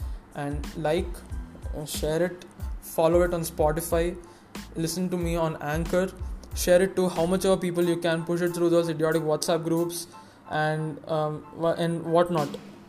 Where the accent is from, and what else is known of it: India